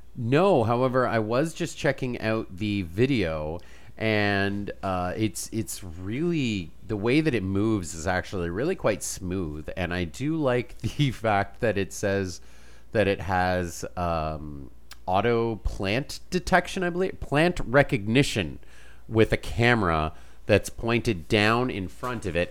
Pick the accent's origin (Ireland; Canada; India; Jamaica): Canada; I'm Canadian.